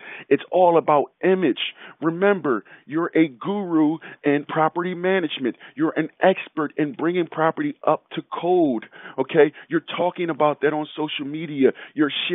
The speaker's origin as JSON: {"language": "English", "town": "Philadelphia", "region": "Pennsylvania", "country": "United States", "tie": "born or raised there", "said": "growing up in Philadelphia"}